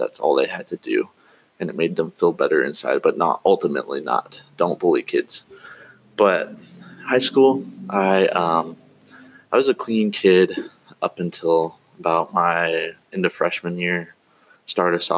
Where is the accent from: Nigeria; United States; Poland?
United States; Eastern Oregon; moved away as an adult; also born or lived in Cove, Oregon; I grew up in Oregon, actually in Eastern Oregon. Lived there for about 18 years, and then moved around